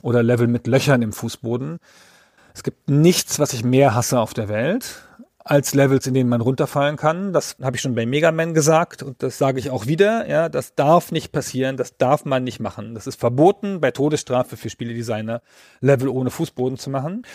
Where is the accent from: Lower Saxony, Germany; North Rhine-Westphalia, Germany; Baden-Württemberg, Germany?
Baden-Württemberg, Germany; Ich komme ja aus Baden-Württemberg